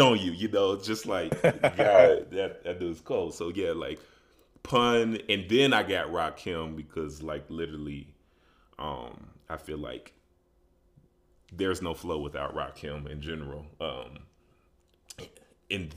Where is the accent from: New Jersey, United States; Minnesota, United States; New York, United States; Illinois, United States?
Illinois, United States; Chicago; moved away as an adult; also born or lived in Grambling, Louisiana / Las Vegas, Nevada; now in Denver, United States; I'm originally from Chicago